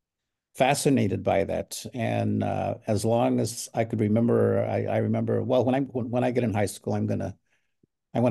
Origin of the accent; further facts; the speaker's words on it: Soledad, California, United States; also born or lived in Salinas, California / Imperial Valley, California; I was born in Salinas, California, in the Salinas Valley, and I grew up in Soledad